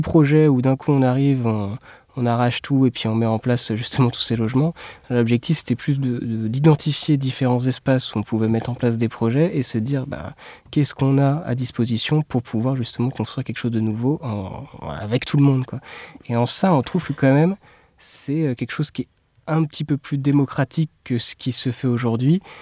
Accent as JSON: {"language": "French", "area": "south of Essonne", "region": "Île-de-France", "country": "France", "moved": "as an adult", "lives_now": "Paris, France", "said": "on vient euh, du sud de l'Essonne"}